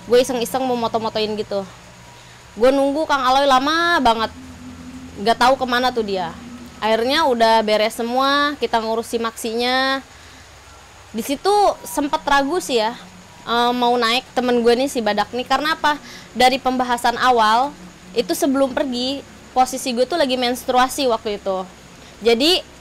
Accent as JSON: {"language": "Indonesian", "town": "Bekasi", "region": "West Java", "country": "Indonesia", "said": "gue dari Bekasi."}